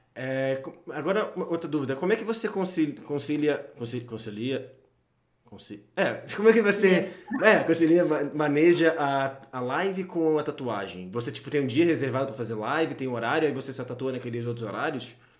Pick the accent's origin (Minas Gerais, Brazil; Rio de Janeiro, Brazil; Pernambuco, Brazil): Rio de Janeiro, Brazil; now in São Paulo, Brazil; Eu sou do Rio e Rio é muito menor